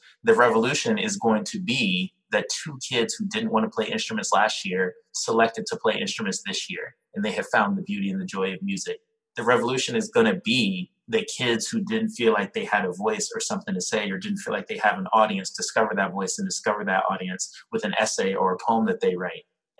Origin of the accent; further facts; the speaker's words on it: New York City, New York, United States; You know, I'm a New Yorker. And so I got to answer this in the most New York way possible.